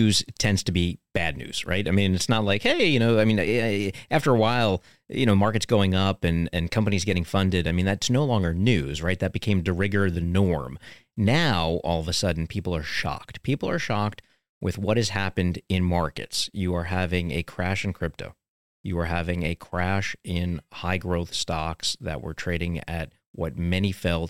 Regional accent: New York City, New York, United States; particularly being a New Yorker

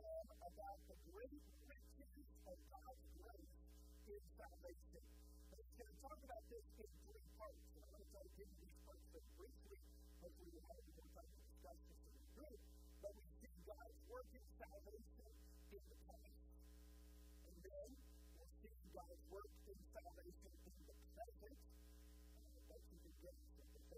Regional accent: Texas, United States; also born or lived in Houston; I grew up in Texas

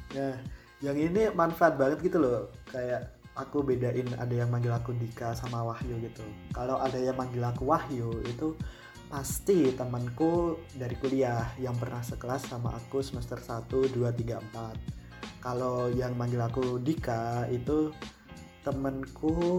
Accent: Boyolali, Central Java, Indonesia; moved away as an adult; now in South Tangerang, Indonesia; aku asalnya dari Boyolali Jawa Tengah dan sekarang statusku masih mahasiswa di salah satu perguruan tinggi di Tangerang Selatan

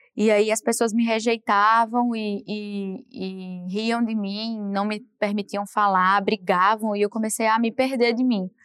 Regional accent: Paraíba, Brazil; moved away; pela minha origem de muitos irmãos

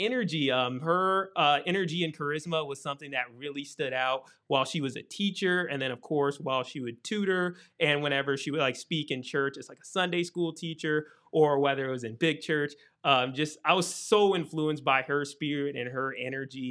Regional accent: Columbus, Ohio, United States; I'm originally from Columbus, Ohio, northeast corner of it in New Albany

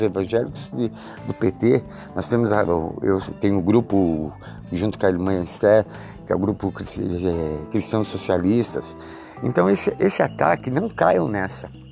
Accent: Brazil; eu, que eu sou brasileiro

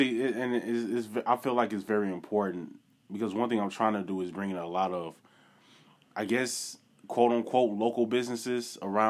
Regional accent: Wisconsin, United States; now in Tennessee, United States; because originally I'm from Wisconsin, and that's the dairy state.

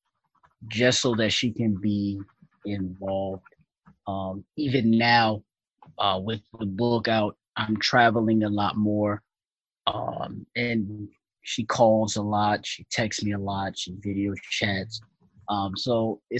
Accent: Bridgeport, Connecticut, United States; Born and raised in Bridgeport, single parent home

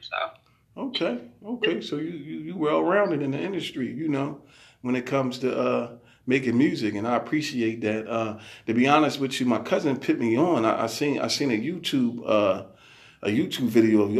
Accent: Philadelphia, Pennsylvania, United States; I'm from Philadelphia

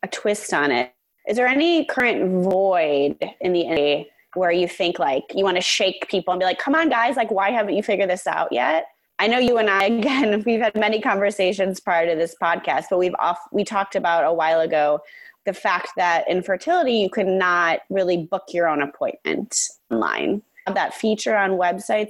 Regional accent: Chicago, Illinois, United States; moved away as an adult; now in San Francisco, United States; I'm from Chicago

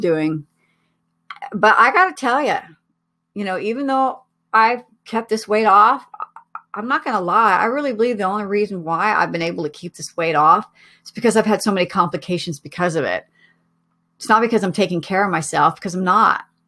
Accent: Oregon, United States; moved away; also born or lived in Colorado; I was living in Colorado at the time, but I'm originally from Oregon.

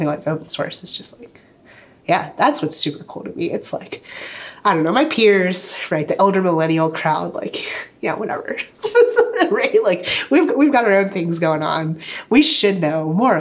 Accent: Virginia Beach, Virginia, United States; So I grew up in Virginia Beach, so like that's like hometown, right?

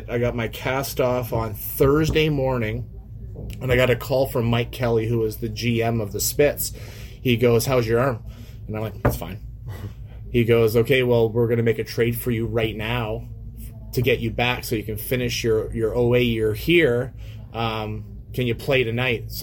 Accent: Windsor, Ontario, Canada; born or raised there

